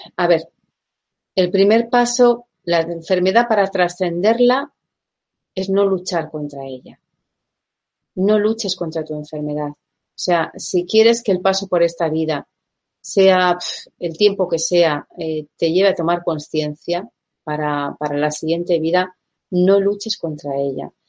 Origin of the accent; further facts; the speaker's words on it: Basque Country, Spain; soy española, soy vasca